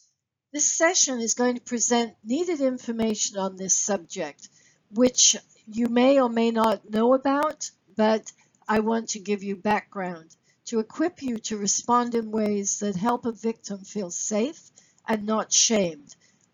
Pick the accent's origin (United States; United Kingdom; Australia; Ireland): United Kingdom; England; also born or lived in Sri Lanka / Singapore / Kenya; let me share some background with you. I am British by birth, grew up living in both England, Sri Lanka, Singapore, and Kenya. So I'm a third culture kid.